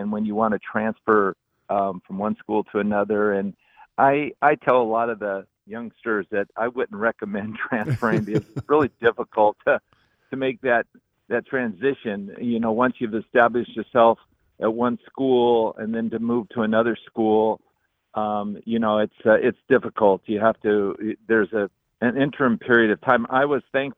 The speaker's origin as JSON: {"language": "English", "region": "Southern California", "country": "United States", "tie": "born or raised there", "said": "as a kid growing up in Southern California"}